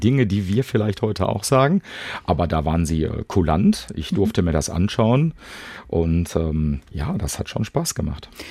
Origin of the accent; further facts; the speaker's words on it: Bochum, North Rhine-Westphalia, Germany; bei uns in Bochum gab es damals das Heusner Viertel